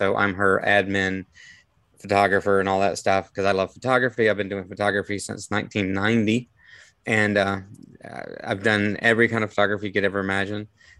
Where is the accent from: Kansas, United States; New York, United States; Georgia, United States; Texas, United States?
Georgia, United States; Atlanta; moved away as an adult; now in Spring Hill, United States; So I was from Atlanta, so we moved here. I love Spring Hill. It was a big change. Moving from a very large city to Spring Hill was like moving to Mayberry